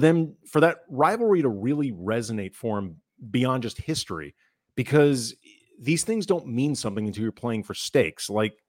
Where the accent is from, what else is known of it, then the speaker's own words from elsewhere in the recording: St. Louis, Missouri, United States; moved away; I didn't grow up in this. Like, you know, we're from St. Louis. St. Louis is not an NBA city. So I didn't become a Laker fan until I moved out here in the early 90s.